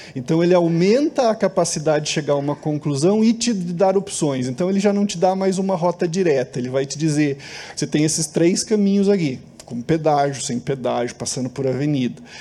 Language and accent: Portuguese; Brazil; nós somos brasileiros, gostamos de ser brasileiros